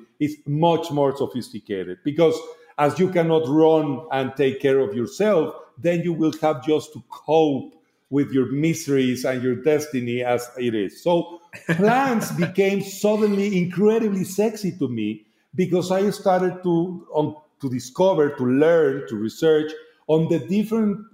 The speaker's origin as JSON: {"language": "English", "town": "Guadalajara", "region": "Jalisco", "country": "Mexico", "tie": "born or raised there", "second_language": "English", "moved": "yes", "lives_now": "Mexico City, Mexico", "said": "I am from Guadalajara. I grew up having relatively close industry of agave."}